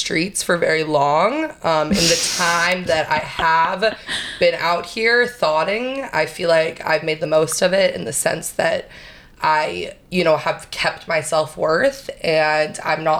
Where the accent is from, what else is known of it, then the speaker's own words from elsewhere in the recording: Austin, Texas, United States; also born or lived in New York City; now in New York, United States; I grew up in Austin, Texas, but I was born in New York City